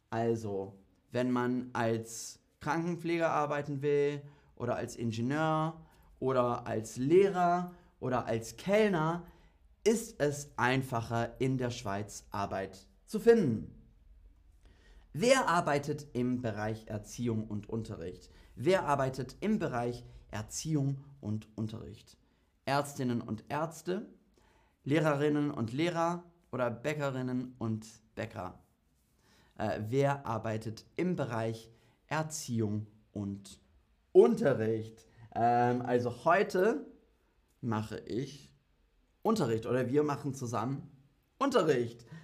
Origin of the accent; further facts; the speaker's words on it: Germany; also ich bin EU-Bürger, ähm, ja, als, als Deutscher bin ich EU-Bürger